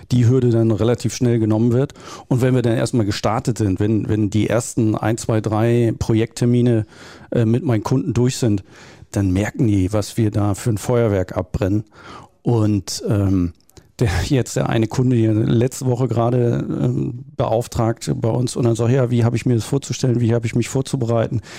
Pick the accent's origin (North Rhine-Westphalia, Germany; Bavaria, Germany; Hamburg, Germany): Hamburg, Germany; ich bin typischer Norddeutscher, äh, Großraum Hamburg, äh, da aufgewachsen.